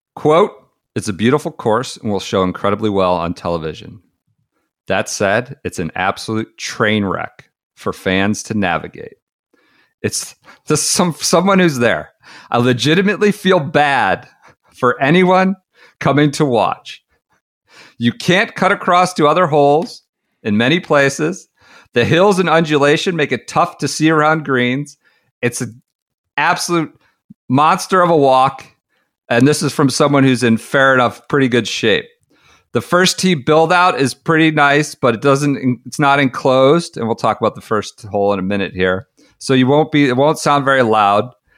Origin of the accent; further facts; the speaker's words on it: United States; as an American fan